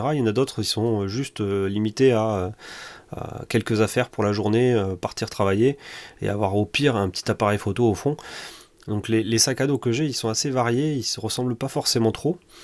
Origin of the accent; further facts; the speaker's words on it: Toulouse, Occitania, France; je suis toulousain mon père travaille dans l'aéronautique